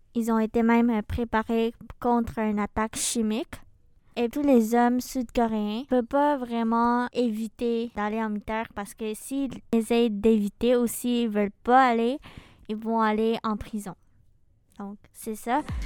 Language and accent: French; Philippines; moved away; des Philippines, mon pays d'origine.